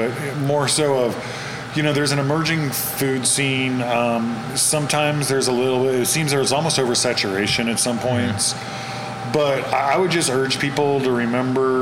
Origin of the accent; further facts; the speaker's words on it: California, United States; I'm from California